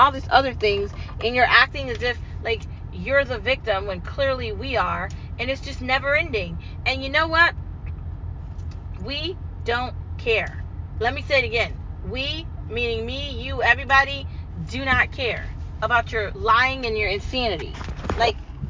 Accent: United States; I'm an American

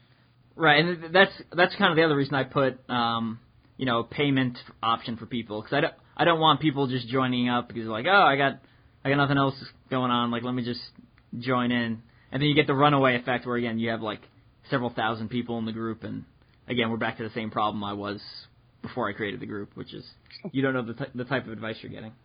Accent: New York, United States; moved away as an adult; also born or lived in Midwest; I'm from New York

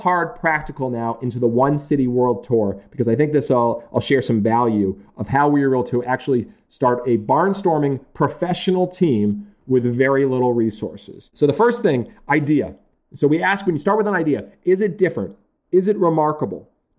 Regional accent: Massachusetts, United States

